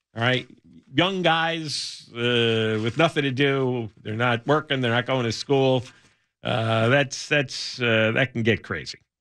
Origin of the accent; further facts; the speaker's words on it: United States; moved away as an adult; also born or lived in New Jersey; now in California, United States; I grew up in the New York metro area